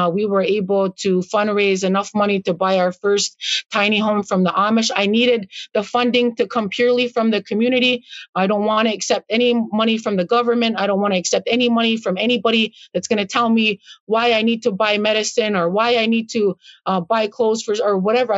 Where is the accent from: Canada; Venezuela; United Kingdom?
Canada; Akwesasne; I grew up on the Canadian portion.